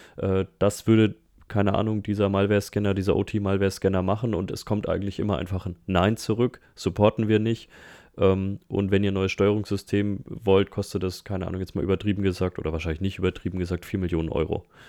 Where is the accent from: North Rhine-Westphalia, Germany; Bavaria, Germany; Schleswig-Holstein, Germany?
Bavaria, Germany; Nuremberg Metropolitan Region; ich komme ja aus der Metropolregion Nürnberg, Erlangen, Fürth, ähm, Herzogenaurach